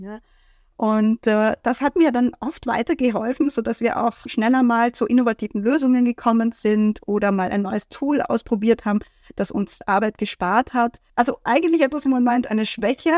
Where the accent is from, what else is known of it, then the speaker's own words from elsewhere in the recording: Vienna, Austria; aus Wien, aus meiner Heimat weggefahren bin